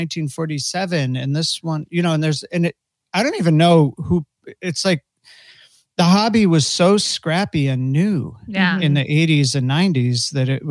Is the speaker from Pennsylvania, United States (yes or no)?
no; Buffalo, New York, United States; I grew up in Buffalo